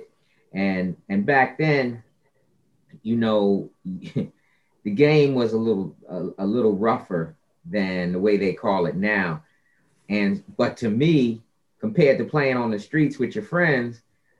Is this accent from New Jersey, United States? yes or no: yes; Scotch Plains, New Jersey, United States; I grew up playing soccer in New Jersey, in a place called Scotch Plains